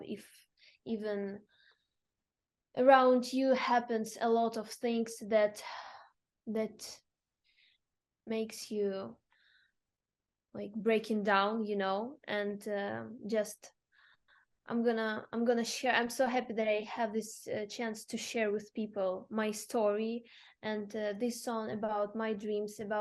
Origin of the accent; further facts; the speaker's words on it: Zaporizhzhia, Zaporizhzhia Oblast, Ukraine; English is a second language; moved away; I'm from Zaporizhia. It's the southeast part of Ukraine